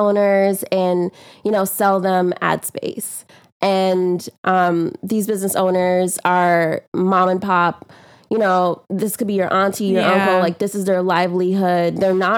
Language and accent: English; New York, United States; accent: New York; also born or lived in Guyana; it's a New York accent, but I was born in Guyana. My family's from Guyana. I came to New York when I was about eight or nine